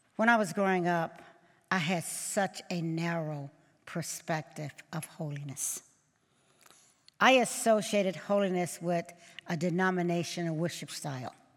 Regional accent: Mendenhall, Mississippi, United States; as a little girl growing up in Mississippi, born in Mendenhall, Mississippi

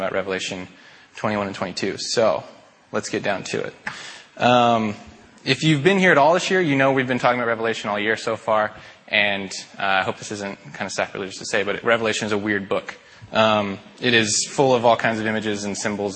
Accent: Spokane, Washington, United States; also born or lived in Seattle, Washington; I'm from Spokane, like Mike said, born and raised, went to Mead High School, graduated in 2006

